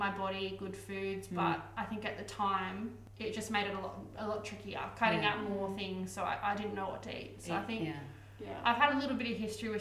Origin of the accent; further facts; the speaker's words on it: Newcastle, New South Wales, Australia; I grew up in Newcastle, where you guys are